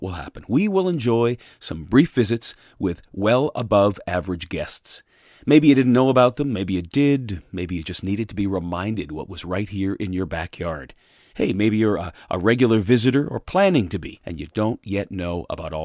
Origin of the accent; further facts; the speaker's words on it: Hamilton, Ontario, Canada; moved away as an adult; now in Collingwood, Canada; in my residence, in my hometown of Hamilton, Ontario, with my wife